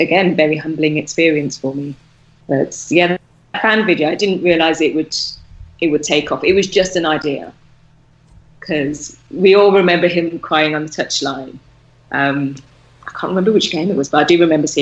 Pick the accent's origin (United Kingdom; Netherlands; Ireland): United Kingdom; Birmingham, West Midlands; now in Turkey; we're both from Birmingham, so obviously the accent came out like tenfold